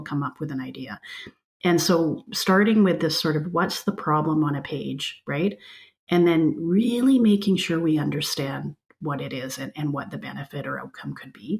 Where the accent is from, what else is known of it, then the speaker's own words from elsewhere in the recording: British Columbia, Canada; now in Alberta, Canada; I grew up in British Columbia in a much more diverse environment